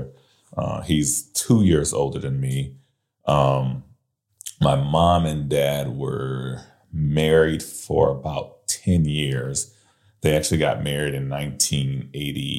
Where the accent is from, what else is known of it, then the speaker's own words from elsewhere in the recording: San Angelo, Texas, United States; also born or lived in New Orleans, Louisiana; I grew up here in Texas, out in West Texas, a small town called San Angelo